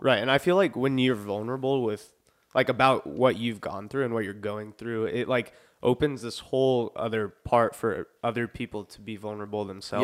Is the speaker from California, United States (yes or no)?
no; Lafayette, Indiana, United States; I was born in Lafayette